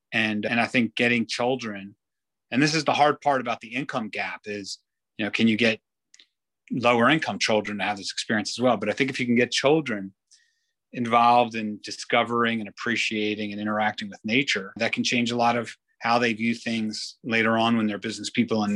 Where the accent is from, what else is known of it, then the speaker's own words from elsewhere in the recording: Israel; I grew up in Israel